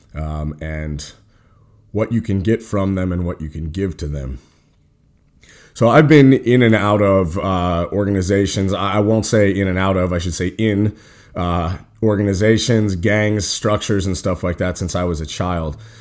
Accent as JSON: {"language": "English", "town": "Cheyenne", "region": "Wyoming", "country": "United States", "tie": "born or raised there", "said": "we were growing up in Cheyenne, Wyoming"}